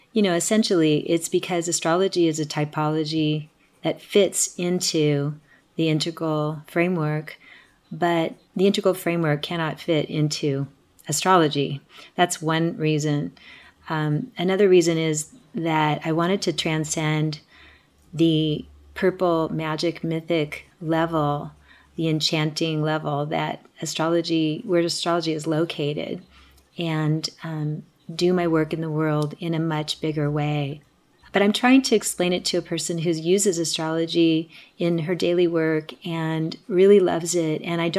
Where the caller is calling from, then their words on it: Asheville, North Carolina, United States; I'm calling from Asheville, North Carolina.